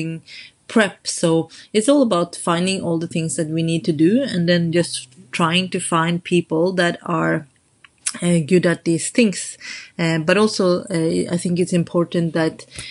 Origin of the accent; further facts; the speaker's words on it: Oslo, Norway; moved away as an adult; now in London, United Kingdom; I grew up in Norway